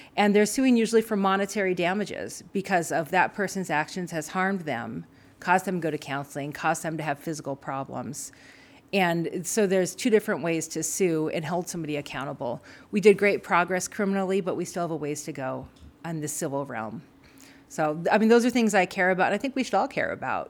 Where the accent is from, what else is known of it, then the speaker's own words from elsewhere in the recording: Frenchtown, Montana, United States; So I'm from Montana. I'm, you know, proudly raised here, grew up in French Town